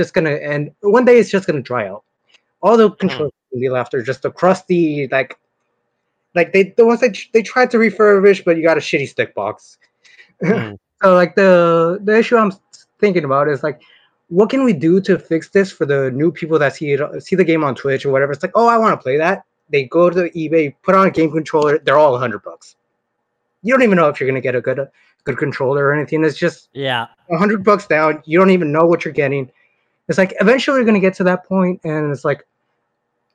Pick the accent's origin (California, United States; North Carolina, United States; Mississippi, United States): California, United States; Northern; I'm from NorCal.